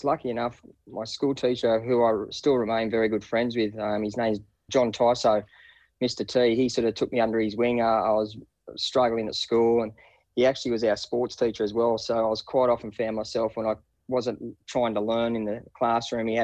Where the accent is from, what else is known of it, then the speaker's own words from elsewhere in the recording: Wingham, New South Wales, Australia; I grew up in a little town called Wingham. It's on the mid-north coast, just west, probably about 13 kilometres west of Taree.